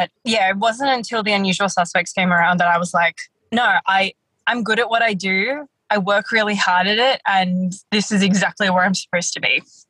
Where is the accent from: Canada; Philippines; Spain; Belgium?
Philippines; which is a very Filipino thing to do, beauty pageants. It's like one of our national sports.